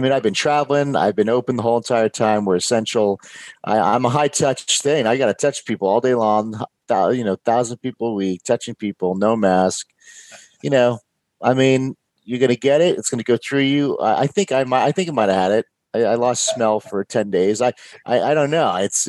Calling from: Houston, Texas, United States; Houston, Texas. I'm right in Houston.

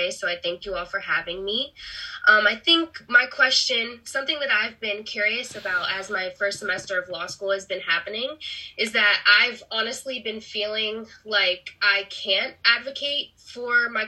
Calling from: Harrisburg, Pennsylvania, United States; I'm zooming in from Harrisburg, Pennsylvania.

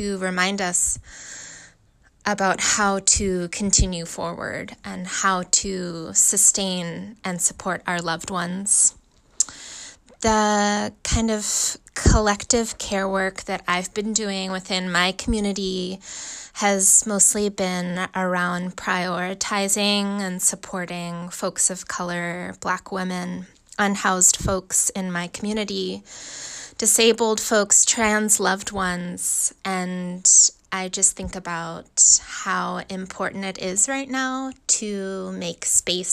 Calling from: Oakland, California, United States; I'm calling from Oakland, California

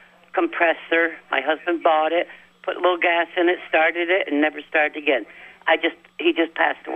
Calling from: Milton, Vermont, United States; Good morning, Wild Bill. This is … from Milton.

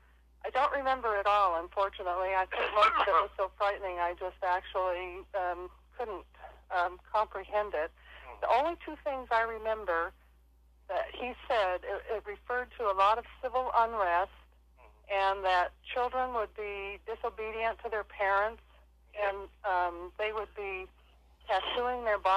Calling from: Red Bluff, California, United States; I'm calling from Red Bluff, California.

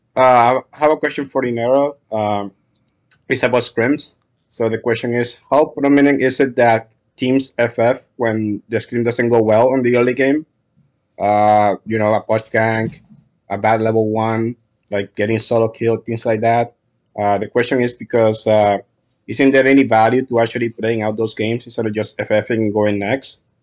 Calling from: New York, United States; Calling in from New York

